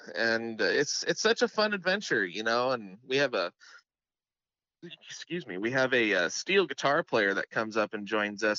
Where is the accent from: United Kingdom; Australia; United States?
United States; Seattle, Washington; I'm coming from Seattle myself. It's quite a change, quite a culture shock a little bit, but it's just as beautiful in a different way.